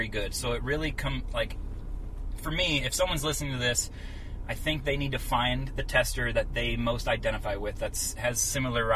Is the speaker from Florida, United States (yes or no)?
yes; Florida, United States; growing up in Florida